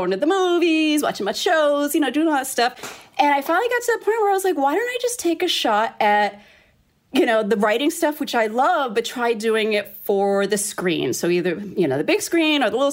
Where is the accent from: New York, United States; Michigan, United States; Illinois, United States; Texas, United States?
New York, United States; New York City; moved away as an adult; also born or lived in South Bronx; now in Los Angeles, United States; born and raised in New York, Hell's Kitchen, and my family owned the local funeral home.